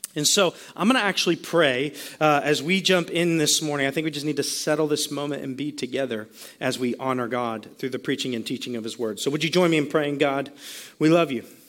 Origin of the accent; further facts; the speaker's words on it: Sarasota, Florida, United States; also born or lived in Virginia; Kelsey and I were both born right here in Sarasota, right actually at Sarasota Memorial Hospital